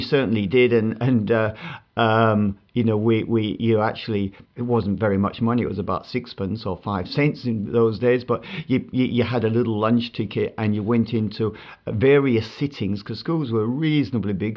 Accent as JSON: {"language": "English", "town": "Bradford", "region": "Yorkshire and the Humber", "country": "United Kingdom", "tie": "born or raised there", "said": "I grew up in Bradford"}